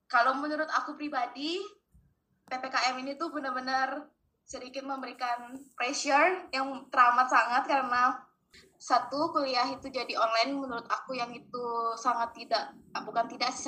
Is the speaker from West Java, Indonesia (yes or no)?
no; Bali, Indonesia; now in Jakarta, Indonesia; harusnya kan mostly teman-teman aku di Bali di Jakarta tuh aku kurang lebih baru kenal teman-teman kampus doang kan